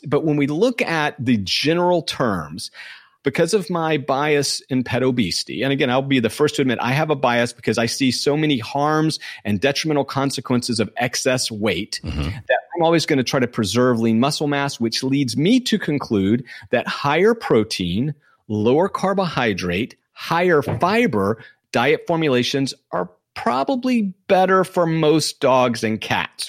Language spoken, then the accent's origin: English; Southwest Georgia, United States; moved away; I grew up in Southwest Georgia